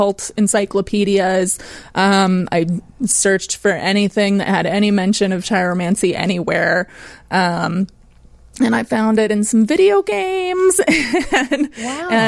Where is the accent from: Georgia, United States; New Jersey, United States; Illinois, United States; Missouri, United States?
Illinois, United States; Chicago; I'm actually from Chicago.